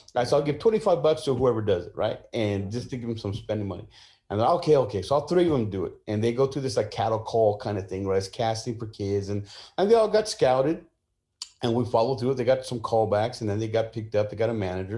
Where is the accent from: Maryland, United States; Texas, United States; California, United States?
California, United States; San Jose; also born or lived in Sacramento / Mexico (family); now in Southern California, United States; born and raised in San Jose